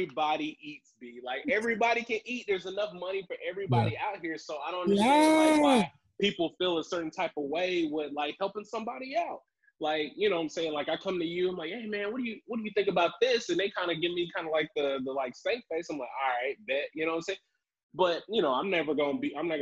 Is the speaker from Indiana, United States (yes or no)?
no; Tryon, Alabama, United States; moved away as an adult; also born or lived in Huntsville, Alabama; now in Ohio, United States; I'm originally from Tryon, Alabama. It's like a small little black community outside of Huntsville. And so I think we moved there when I was 4